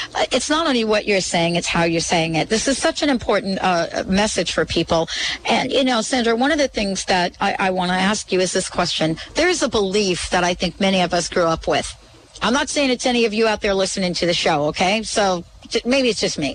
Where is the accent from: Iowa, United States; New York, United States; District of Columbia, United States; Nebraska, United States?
New York, United States; New York City; also born or lived in New Jersey; I grew up in New York City and New Jersey.